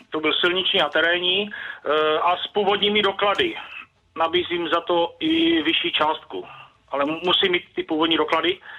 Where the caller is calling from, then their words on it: South Moravian Region, Czechia; E, jsem z Brunady za Znojmem.